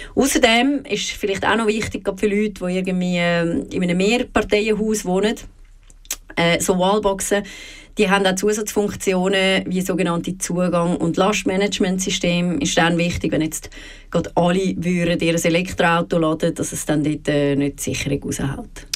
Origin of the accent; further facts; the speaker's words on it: Switzerland; bei uns in der Schweiz